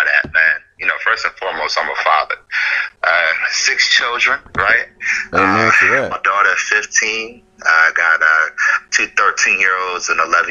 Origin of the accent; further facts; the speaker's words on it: Virginia Beach, Virginia, United States; also born or lived in Portsmouth, Virginia; I'm a Tidewater native. Virginia Beach is on 757.